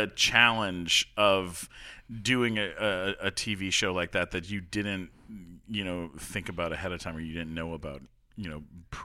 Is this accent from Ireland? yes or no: no; Canada; I'm Canadian.